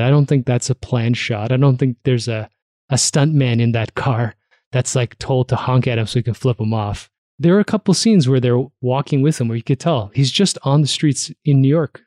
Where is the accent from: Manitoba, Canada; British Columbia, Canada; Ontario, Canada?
Ontario, Canada; Toronto; moved away as an adult; also born or lived in Hamilton; now in Calgary, Canada; I was growing up in Toronto